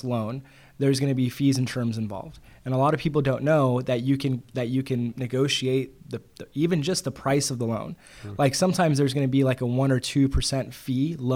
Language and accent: English; Bakersfield, California, United States; moved away as an adult; also born or lived in Santa Ana, California / Guadalajara, Mexico (ancestry); now in San Diego, United States; I grew up in Bakersfield